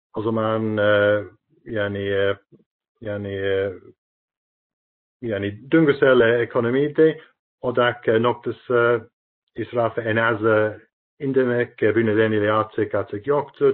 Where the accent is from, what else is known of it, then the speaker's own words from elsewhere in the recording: United Kingdom; Turkish is a second language; now in Turkey; Birleşik Krallık yani memleketim